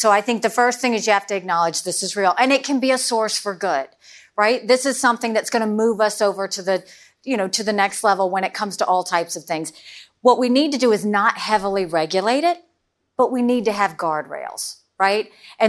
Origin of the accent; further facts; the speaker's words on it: South Carolina, United States; I come from South Carolina, so I know how dirty it can get.